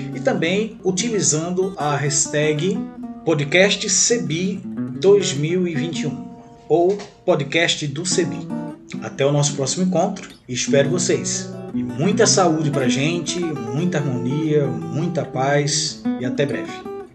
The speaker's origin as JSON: {"language": "Portuguese", "town": "Recife", "region": "Pernambuco", "country": "Brazil", "tie": "born or raised there", "moved": "yes", "lives_now": "Goiânia, Brazil", "said": "sou nascido em Recife, Pernambuco"}